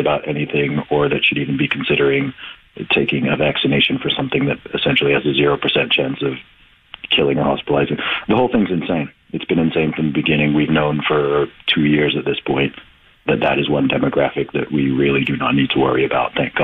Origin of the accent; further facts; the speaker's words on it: England, United Kingdom; moved away; I'm originally from the UK in my home country of England